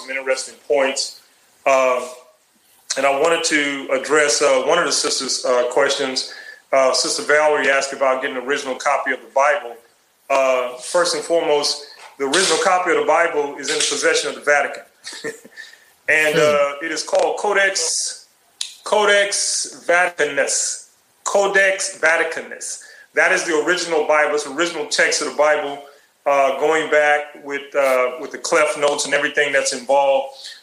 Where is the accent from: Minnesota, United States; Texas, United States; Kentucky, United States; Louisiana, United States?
Texas, United States; Houston; As a child growing up in the Third Ward, Houston